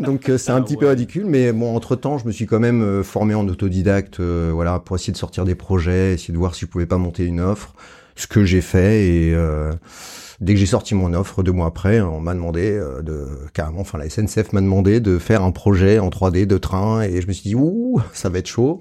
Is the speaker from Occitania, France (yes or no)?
yes; Montpellier, Occitania, France; je suis de Montpellier